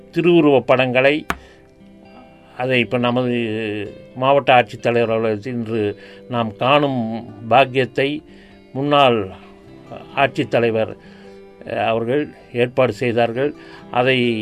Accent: Coimbatore, Tamil Nadu, India; நான் ஆயிரத்தி தொள்ளாயிரத்தி ஐம்பத்தி ரெண்டாம் ஆண்டு கோவையிலே பிறந்தேன் நான் வந்து கோவை மாநகராட்சியிலே பணியாற்றி வந்தேன்

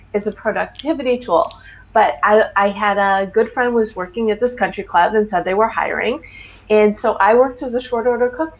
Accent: Highland Park, Illinois, United States; moved away as an adult; now in Los Angeles, United States; I'm from the Chicago suburbs. I'm from Highland Park, Illinois. But I've lived in LA for, it's almost exactly 23 years

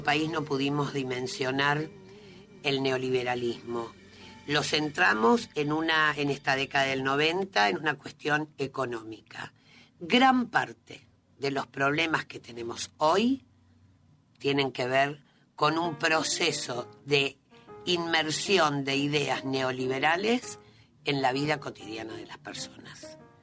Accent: Argentina; yo como argentina

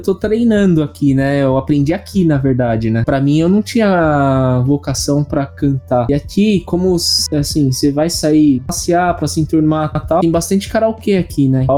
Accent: São Paulo, Brazil; moved away as an adult; now in Japan; eu sou paulistano, primeiro mês daqui do Japão

